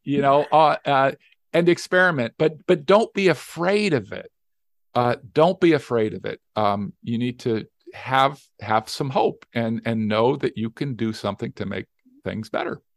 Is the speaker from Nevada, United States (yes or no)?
yes; Las Vegas, Nevada, United States; I'm from Las Vegas, Nevada